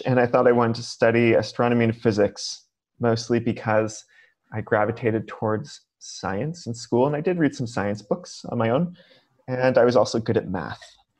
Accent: California, United States; I grew up in California public schools

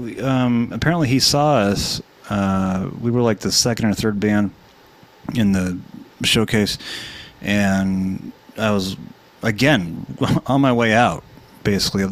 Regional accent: Hollywood area, California, United States; I lived here all my life

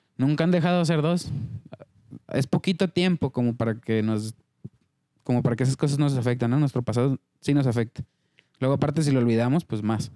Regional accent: Mexico; cómo somos como mexicanos

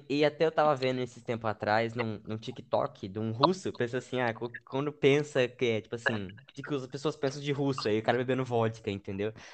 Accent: Brazil; mesmo sendo brasileiro

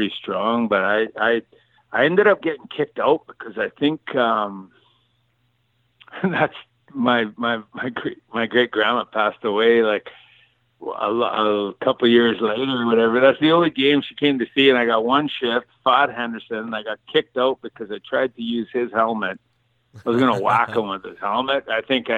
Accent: Cranbrook, British Columbia, Canada; my hometown, Cranbrook

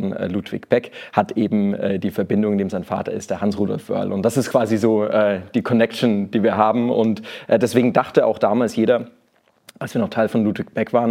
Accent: Nuremberg, Bavaria, Germany; accent: Franconian; also born or lived in Lower Saxony; Ich bin eigentlich gebürtiger Nürnberger, äh, Franke, man hört das noch so ein bisschen.

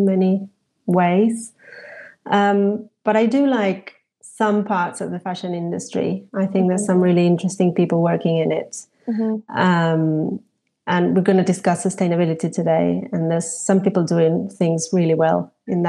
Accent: Argentina; moved away as an adult; also born or lived in Paris, France; now in London, United Kingdom; I was born in Argentina, where I studied fashion design

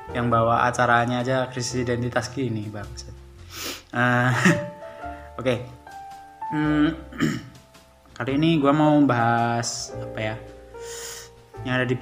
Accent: Gunung Kidul, Special Region of Yogyakarta, Indonesia; ya gue ngerti kalau gue tuh aslinya emang dari Jawa. Asli dan besar di Gunung Kidul.

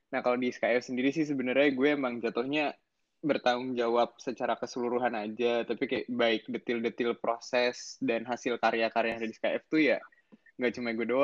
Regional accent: Bekasi, West Java, Indonesia; also born or lived in Jakarta; gue lahir di Jakarta 30 Juli 2002 berarti Leo ya zodiak gue ya. Terus gue uh, habis itu gue tinggal di Bekasi, kota Bekasi, tapi ya deket-deket Jakarta lah ya.

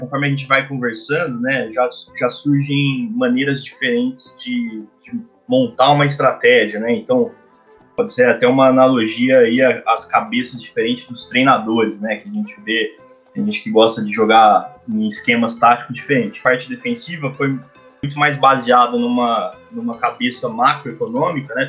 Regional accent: interior of São Paulo, Brazil; accent: interior paulista; ser do interior de São, de São Paulo

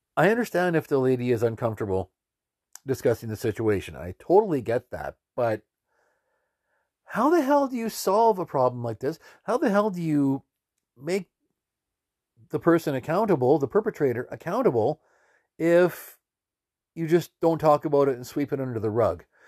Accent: Canada; we're Canadian citizens

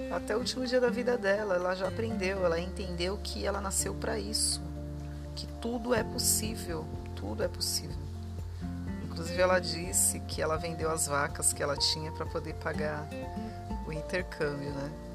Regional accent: Diadema, São Paulo, Brazil; eu sou de São Paulo, nasci em Diadema, né? Região do ABC paulista.

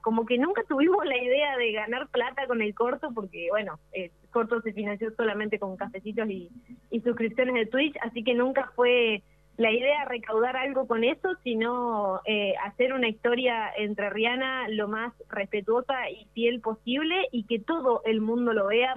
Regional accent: Villaguay, Entre Ríos, Argentina; yo, de hecho, soy de Villaguay

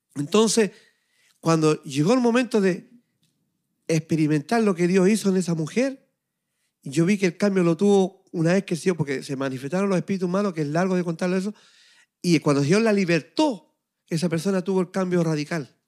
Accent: Chile; now in Montreal, Canada; de Chile, de mi tierra, de mi país, estando yo aquí en Montreal, Canadá

